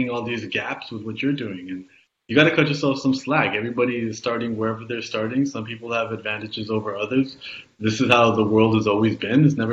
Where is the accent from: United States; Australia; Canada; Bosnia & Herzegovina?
Canada; I was born in Canada, yes, in the 80s